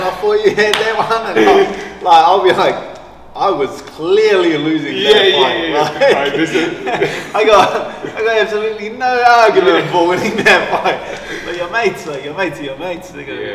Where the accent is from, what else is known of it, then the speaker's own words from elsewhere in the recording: Auckland, New Zealand; I grew up like central Auckland, like Mount Roskill